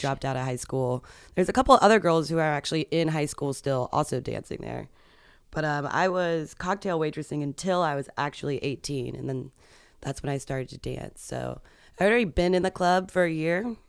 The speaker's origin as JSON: {"language": "English", "town": "Arlington", "region": "Virginia", "country": "United States", "tie": "born or raised there", "moved": "yes", "said": "I grew up around there"}